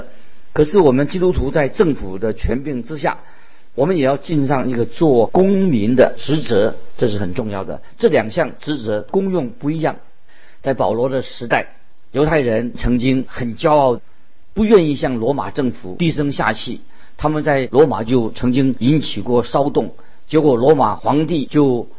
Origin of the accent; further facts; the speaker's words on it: China; 所以我们中国人说“顺天者昌，逆天者亡”，啊，这个是很清楚的道理。